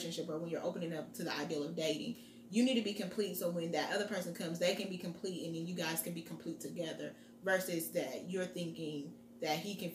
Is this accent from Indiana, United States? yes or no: yes; Muncie, Indiana, United States; now in Indianapolis, United States; I'm from Muncie, Indiana, and I live in Indianapolis, Indiana